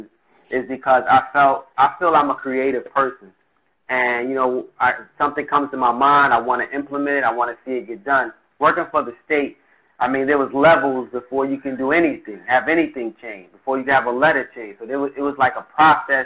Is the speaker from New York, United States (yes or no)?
yes; New York City, New York, United States; I'm from Brooklyn